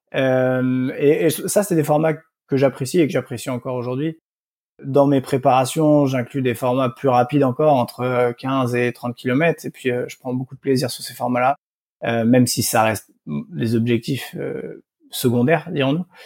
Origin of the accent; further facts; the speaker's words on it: South Brittany, France; moved away; also born or lived in Nantes / Lille / Nice; je suis originaire de du Morbihan en, Bretagne Sud où j'ai grandi